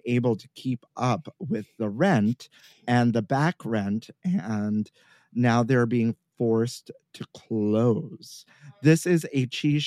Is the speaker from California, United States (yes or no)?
no; New York City, New York, United States; I grew up here in New York City, born and raised.